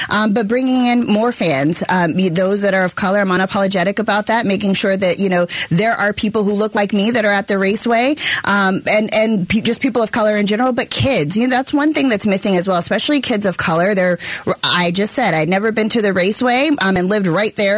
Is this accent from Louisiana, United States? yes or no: no; Phoenix, Arizona, United States; I grew up actually in the West Valley. So my parents still live in the same house I was born and raised in that Maryvale corridor.